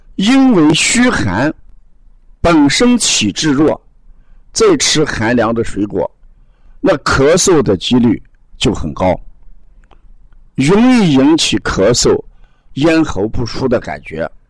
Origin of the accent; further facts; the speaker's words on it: the North, northern China, China; 我们北方都有暖气，啊，十五号暖气一放开之后，屋子的温度最低也在十八度、二十度以上